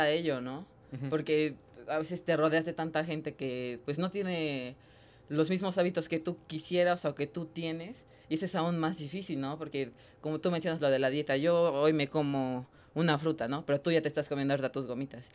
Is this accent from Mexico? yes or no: yes; Mexico; como mexicano